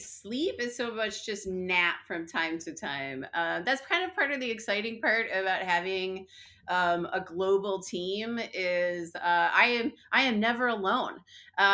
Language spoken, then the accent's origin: English; Chicago, Illinois, United States; I'm from Chicago